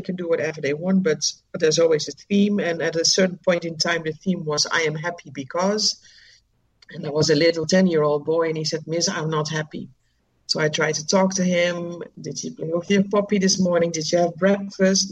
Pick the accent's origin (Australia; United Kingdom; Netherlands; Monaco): Netherlands; moved away as an adult; now in Dominica; I'm originally from the Netherlands and I knew I didn't want to continue living there